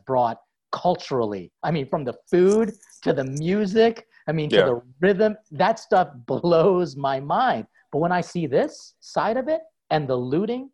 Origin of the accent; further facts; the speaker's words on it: Philippines; now in United States; as a Filipino priest